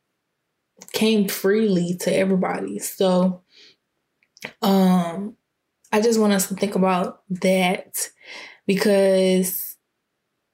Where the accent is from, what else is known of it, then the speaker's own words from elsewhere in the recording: Clayton County, Georgia, United States; also born or lived in Fulton County, Georgia; I grew up in Clayton County. And I was in Clayton County until 6th grade. And then 7th grade, I transferred to Fulton County